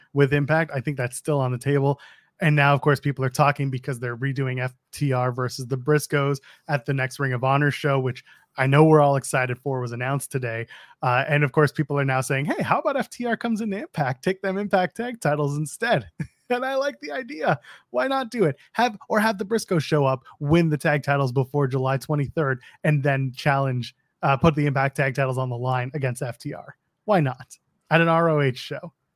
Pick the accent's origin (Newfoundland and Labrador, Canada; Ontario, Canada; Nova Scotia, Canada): Ontario, Canada; Toronto; my hometown of Toronto